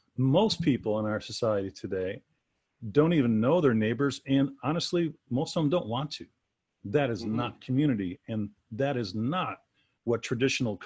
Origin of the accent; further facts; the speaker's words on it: Chicago, Illinois, United States; I grew up in the Chicago suburbs, and I was kind of on the outskirts of the urban sprawl.